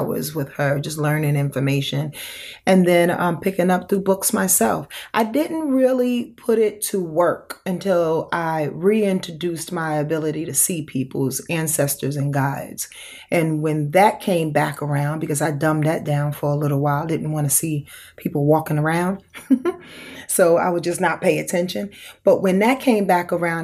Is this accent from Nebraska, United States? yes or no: no; Yonkers, New York, United States; I'm born and raised in Yonkers, New York